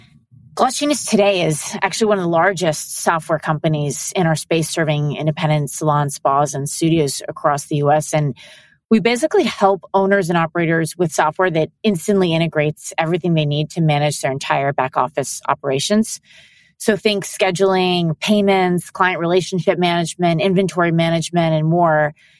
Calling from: New York City, New York, United States; I am calling in from New York City.

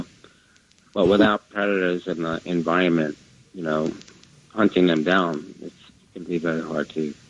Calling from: Scarsdale, New York, United States; … from Scarsdale.

